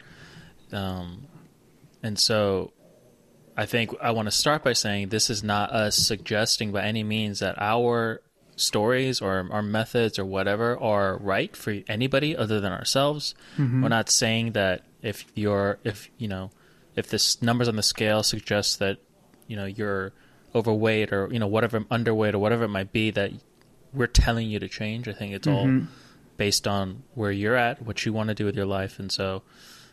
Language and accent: English; Georgia, United States; also born or lived in Hawaii; when we moved to Georgia from Hawaii when I was 7